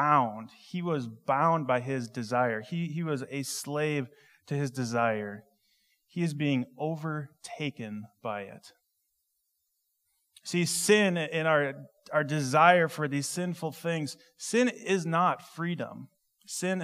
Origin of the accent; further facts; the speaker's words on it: Minnesota, United States; I grew up in Minnesota